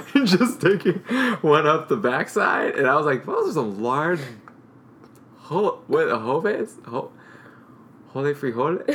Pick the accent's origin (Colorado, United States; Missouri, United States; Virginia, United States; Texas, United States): Missouri, United States; St. Louis; I grew up in St. Louis